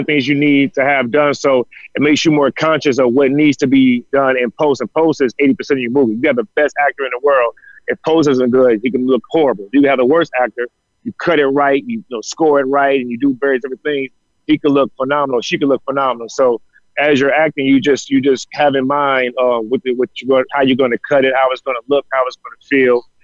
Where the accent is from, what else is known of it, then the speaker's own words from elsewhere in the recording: Chicago, Illinois, United States; now in Los Angeles, United States; I'm from Chicago